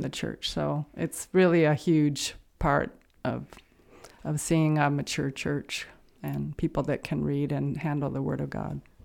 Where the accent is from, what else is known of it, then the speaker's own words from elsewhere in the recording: Santa Barbara, California, United States; I grew up in Santa Barbara, California